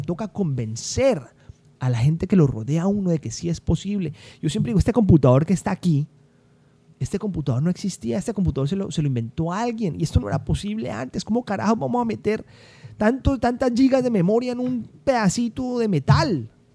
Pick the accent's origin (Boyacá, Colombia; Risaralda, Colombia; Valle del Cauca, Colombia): Valle del Cauca, Colombia; Cali; yo crecí en Colombia, yo nací en Cali, soy caleño, crecí en Colombia